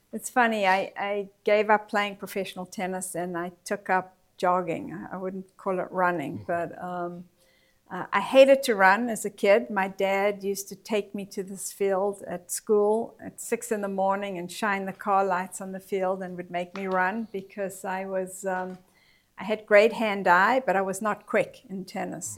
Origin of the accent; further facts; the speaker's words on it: Johannesburg, Gauteng, South Africa; I grew up in Johannesburg, South Africa